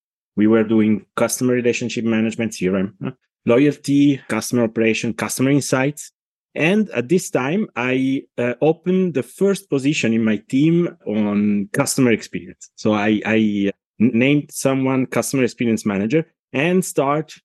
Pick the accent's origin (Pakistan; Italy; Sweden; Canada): Italy; accent: Italian; English is a second language; now in Switzerland; my accent tell you that I'm not Swiss, not English, but I'm Italian. But I live in Switzerland since more than 70 years now, and I'm Italian and Swiss.